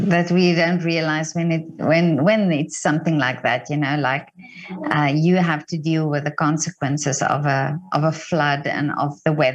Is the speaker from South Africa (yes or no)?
yes; South Africa; moved away as an adult; now in England; I'm from South Africa